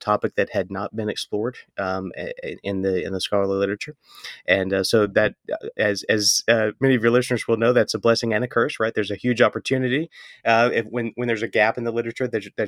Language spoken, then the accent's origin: English; Mississippi, United States; he would tell stories to my brother and I as we were kind of growing up in Northeast Mississippi about that experience.